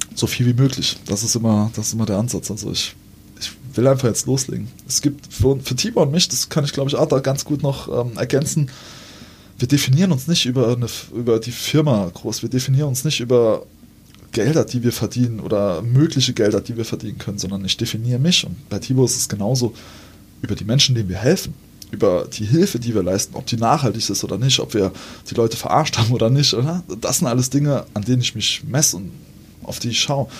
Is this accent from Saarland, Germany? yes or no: yes; Saarbrücken, Saarland, Germany; bei uns in Saarbrücken im Nauwieser Viertel